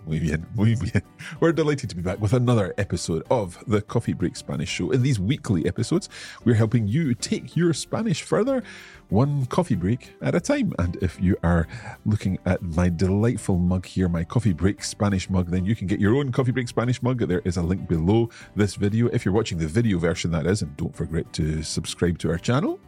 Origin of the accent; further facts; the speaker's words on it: Scotland, United Kingdom; yo soy escocés.